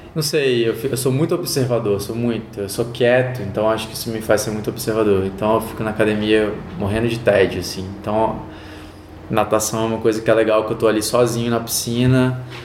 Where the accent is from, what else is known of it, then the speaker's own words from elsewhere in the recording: Vitória, Espírito Santo, Brazil; Vitória, Espírito Santo. Sou capixaba 100%.